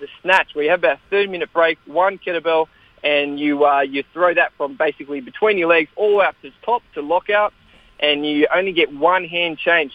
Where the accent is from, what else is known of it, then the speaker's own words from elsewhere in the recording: Australia; we grew up in Australia